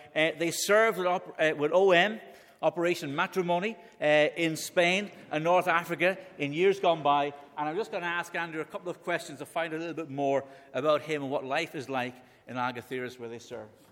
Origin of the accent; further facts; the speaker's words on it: Dublin, Leinster, Ireland; I'm from Dublin, in case you haven't guessed that by my accent